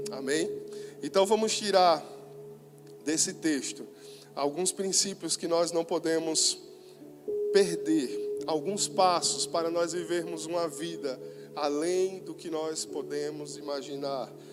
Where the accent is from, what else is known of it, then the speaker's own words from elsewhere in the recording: Northeast Brazil, Brazil; falando agora como nordestinos